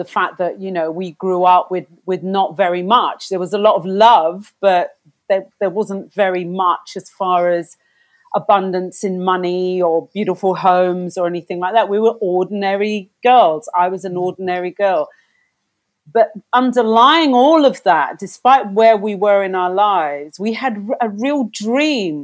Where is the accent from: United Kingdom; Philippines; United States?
United Kingdom; London; we came from London, but different parts of London.